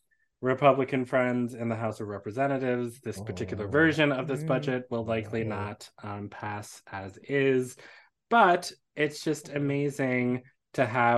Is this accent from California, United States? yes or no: no; Washington, District of Columbia, United States; my hometown is Washington, D.C.